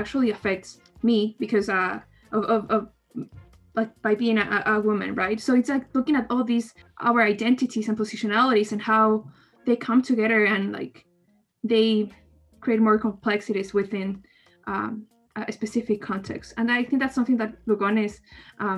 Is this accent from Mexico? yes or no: no; Ecuador; I'm from Ecuador